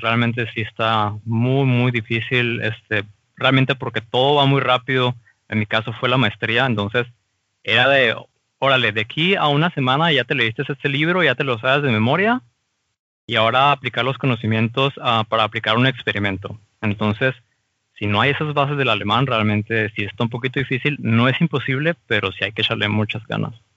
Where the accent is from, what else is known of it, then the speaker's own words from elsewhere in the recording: Mexico; moved away as an adult; now in Germany; como mexicano